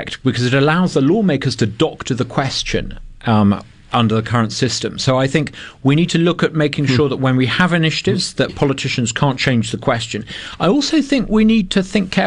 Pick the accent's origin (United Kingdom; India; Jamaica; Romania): United Kingdom; now in Mississippi, United States; I'm a Brit who co-founded the Brexit campaign